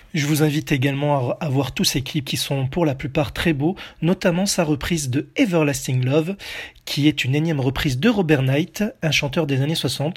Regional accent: France; chez nous en France

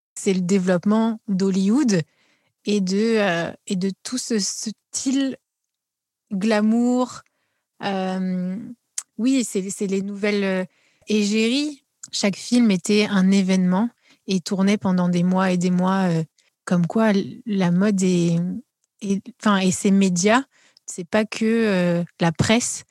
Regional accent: France; en tant qu'Européens euh, et Français

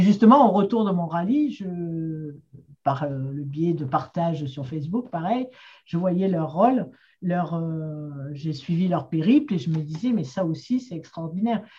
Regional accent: Marseille, Provence-Alpes-Côte d'Azur, France; j'ai grandi à Marseille

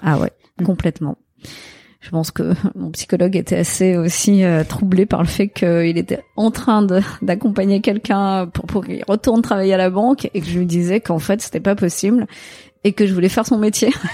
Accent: Marseille, Provence-Alpes-Côte d'Azur, France; j'ai grandi à Marseille. Je suis née à Marseille, 100% marseillaise.

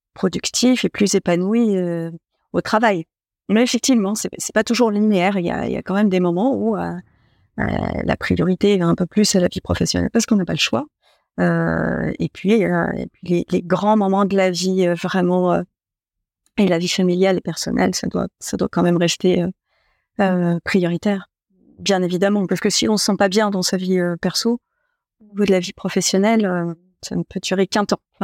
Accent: Troyes, Grand Est, France; j'étais originaire de Troyes

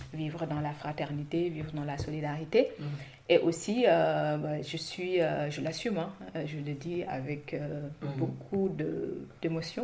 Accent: Saint-Louis, Senegal; moved away as an adult; now in France; j'ai grandi à Saint-Louis jusqu'à l'obtention du bac et je suis arrivée en France

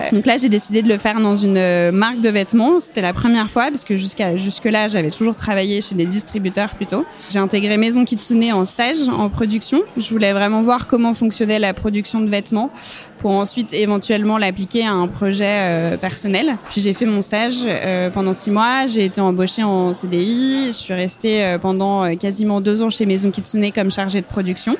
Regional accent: Saint-Étienne, Auvergne-Rhône-Alpes, France; now in Bordeaux, France; j'ai grandi à Saint-Étienne euh, dans la Loire.

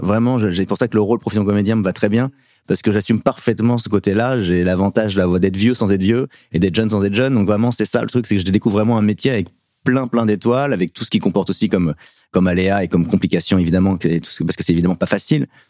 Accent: Paris suburbs, Île-de-France, France; j'ai fait toute mon adolescence aussi, même à roy en banlieue parisienne

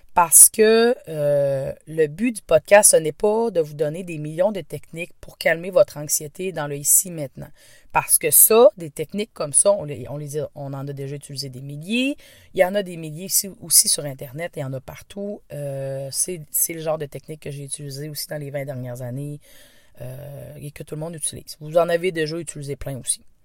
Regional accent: Quebec, Canada; accent: Québécois; Je viens du Québec. Donc oui, ne vous étonnez pas. Cet accent est bien un accent québécois.

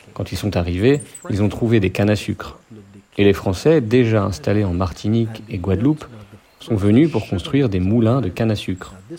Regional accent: Trinidad & Tobago; J'ai grandi à Trinidad, à la campagne

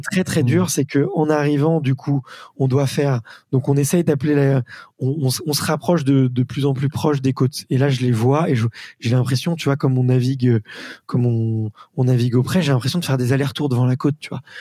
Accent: Paris, Île-de-France, France; en tant que bon parisien que nous sommes

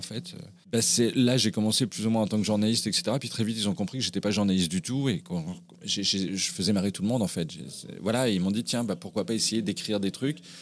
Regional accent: Brittany, France; also born or lived in Pessac, Gironde; j'ai fini en Bretagne à l'âge de moins d'un an et j'y ai vécu bah, finalement toute mon enfance tout toute mon adolescence

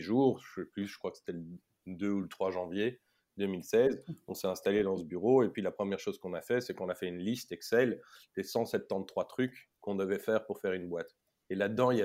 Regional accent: Belgium; j'ai vécu toute mon enfance jusqu'à l'UNIF en Belgique. Mmh j'ai tout fait en néerlandais

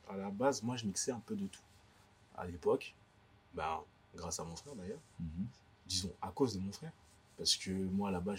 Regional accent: Paris, Île-de-France, France; moved away; also born or lived in Guadeloupe; Paris. Ouais, j'ai grandi à Paris. J'ai fait mon école ici

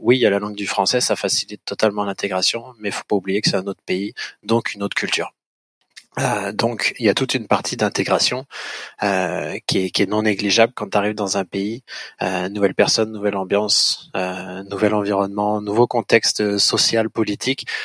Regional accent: France; moved away as an adult; now in Montreal, Canada; on se forme sur le vin au Québec quand on est français

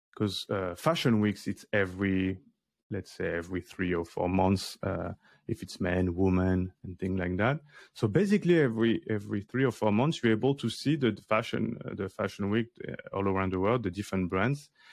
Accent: Paris, Île-de-France, France; I grew up in Paris in the eleventh arrondissement near to, to Bastille

